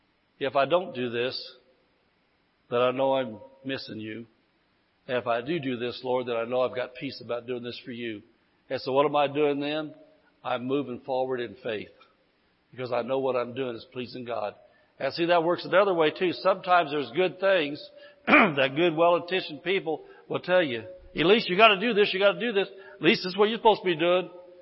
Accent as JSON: {"language": "English", "region": "Indiana", "country": "United States", "moved": "as an adult", "lives_now": "California, United States", "said": "When I came to California from Indiana, I lived in Indiana 54 years."}